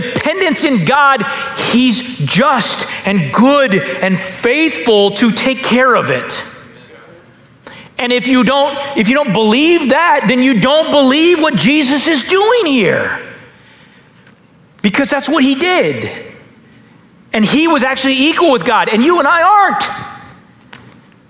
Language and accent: English; United States; as an American pastor